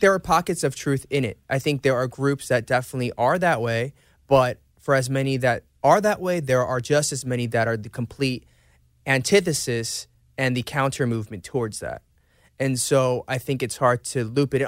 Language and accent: English; Atlanta, Georgia, United States; moved away as an adult; also born or lived in Seoul, South Korea; Growing up in Atlanta and even now